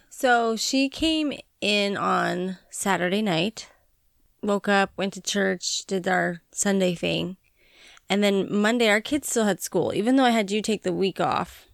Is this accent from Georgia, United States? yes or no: no; Montana, United States; moved away; growing up in Montana